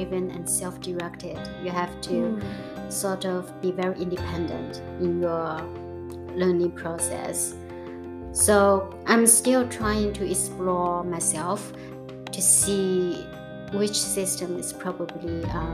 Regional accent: Beijing, China; English is a second language; moved away as an adult; now in Mobile, United States; And I'm from China. I moved to the US from Beijing in 2018.

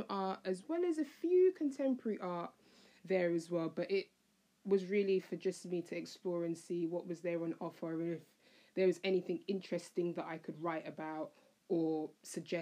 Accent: United Kingdom; I'm British

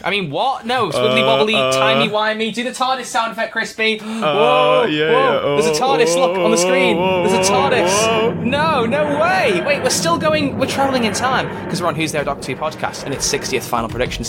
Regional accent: Yorkshire and the Humber, United Kingdom; I don't know why I'm from Yorkshire.

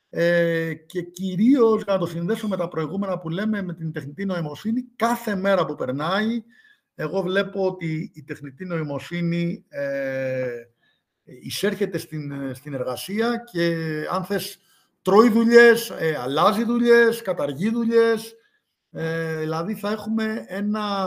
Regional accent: Greece; γεννήθηκα στην Ελλάδα

